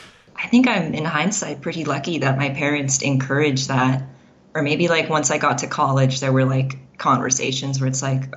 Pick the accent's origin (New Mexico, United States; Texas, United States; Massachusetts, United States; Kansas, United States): New Mexico, United States; Las Cruces; also born or lived in Wyoming / Southern California; Yeah, in Las Cruces, New Mexico.